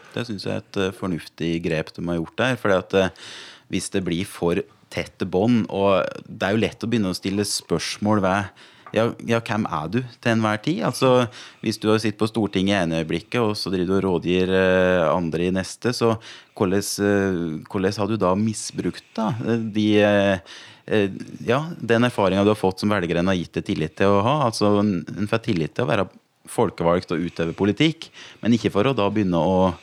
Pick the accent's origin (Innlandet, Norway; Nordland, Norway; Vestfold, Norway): Innlandet, Norway; Gudbrandsdalen; jeg er fra Gudbrandsdalen